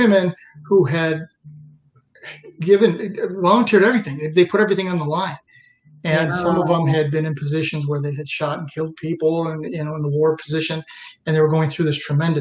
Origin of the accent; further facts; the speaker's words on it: Western New York, United States; also born or lived in Troy, New York; I grew up in Western New York, a very large Italian family